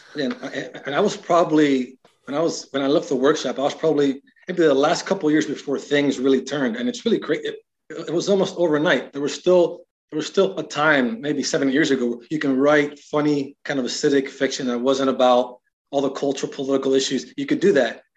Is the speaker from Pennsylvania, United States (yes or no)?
no; Miami, Florida, United States; moved away as an adult; also born or lived in Iowa; I come from Miami, uh, probably you could say I'm from the hood. It's the way I grew up.